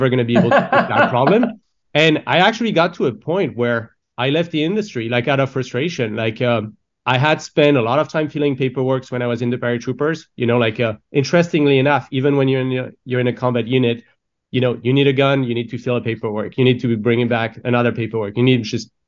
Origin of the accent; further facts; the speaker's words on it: France; moved away; I grew up in France